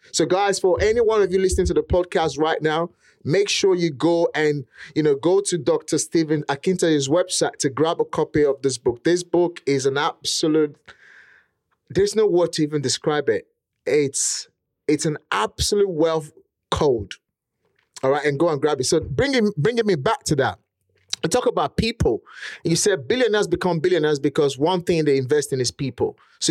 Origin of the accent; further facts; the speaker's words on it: Nigeria; accent: Nigerian; English is a second language; now in United Kingdom; English was not my first language. In fact, to even speak how I speak today, I had to get a property. I had to get a coach to teach me how to speak properly, eliminate most of the, you know, Nigerian pattern of speaking